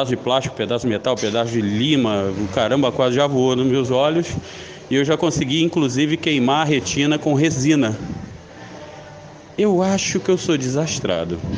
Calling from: Rio de Janeiro, Brazil; sou daqui de Campo Grande, Rio de Janeiro.

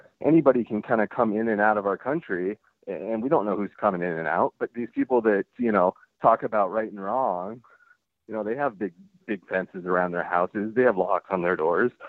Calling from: Seattle, Washington, United States; I'm from Washington. I'm from North Seattle, and I listen to the show all the time.

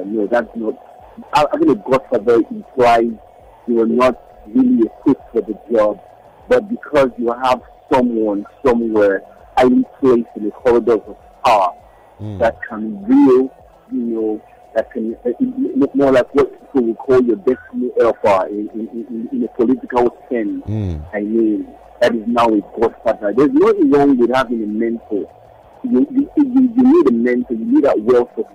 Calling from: Lagos, Nigeria; I'm calling in from Apapa

